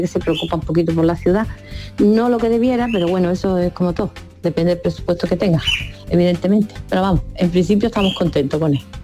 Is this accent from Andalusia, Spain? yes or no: yes; Huércal de Almería, Andalusia, Spain; yo soy de Huercas de Almería